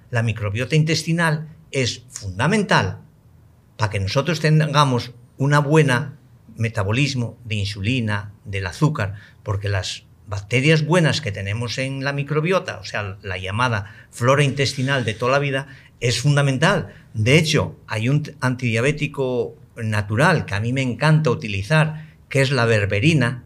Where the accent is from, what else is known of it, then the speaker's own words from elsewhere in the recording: Spain; moved away; en mi país, en España, al que quiero enormemente